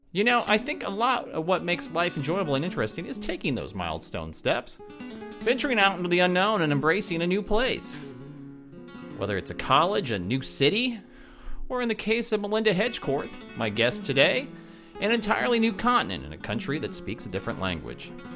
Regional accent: Lincoln, Nebraska, United States; moved away; I'm just back from a whirlwind trip to my hometown of Lincoln, Nebraska

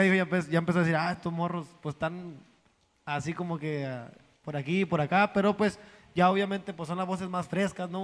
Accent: northern Mexico, Mexico; somos norteños, viejos, nosotros somos del norte

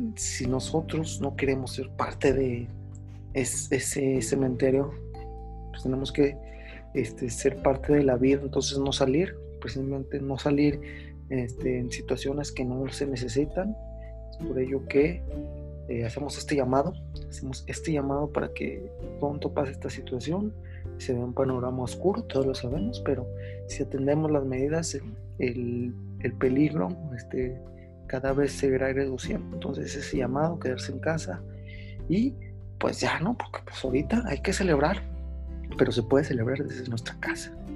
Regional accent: Mexico; nos identifica a nosotros como mexicanos

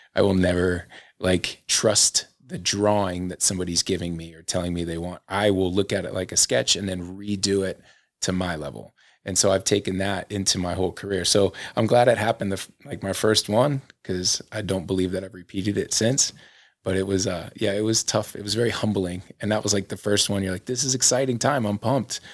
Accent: Florida, United States; moved away as an adult; now in Salt Lake City, United States; there was this area where I grew up in Florida

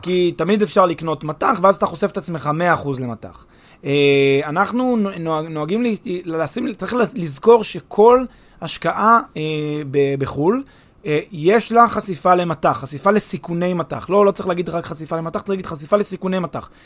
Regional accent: Israel

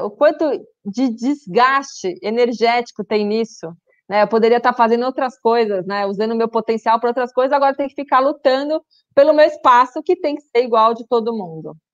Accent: São Paulo, Brazil; Meu é coisa de paulista, né? Mas eu já usei, já me entrega que eu sou paulista

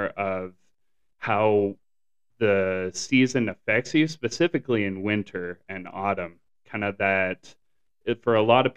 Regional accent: Canada; now in Southern California, United States; growing up in Canada, I actually did not experience really seasonal affective disorder, but I did experience the extremes of the season

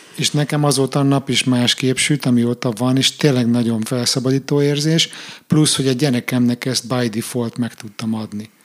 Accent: Hungary; moved away; én úgy nőttem föl ugye Magyarországon

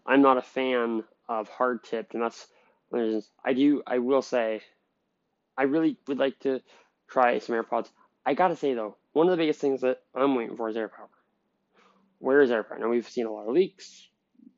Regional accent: Canada; I'm from Canada

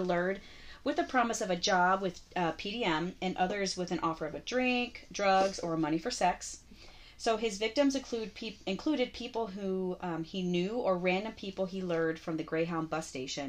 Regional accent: Florida, United States; growing up in Florida, there's no basements.

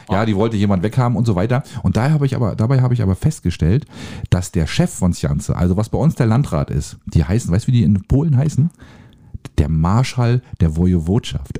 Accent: Germany; als Deutscher

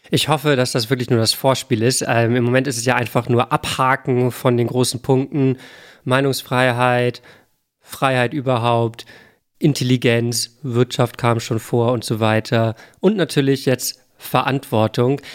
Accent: Hamburg, Germany; Ich komme aus Hamburg.

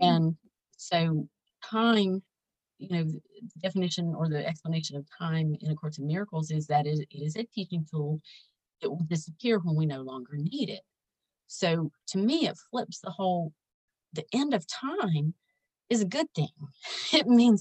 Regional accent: the South, United States; growing up in the South

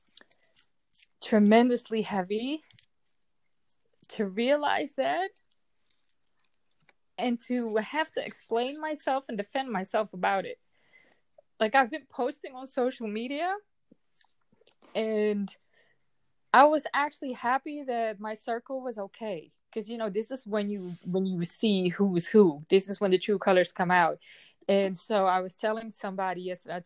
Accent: Netherlands; I am from the Netherlands

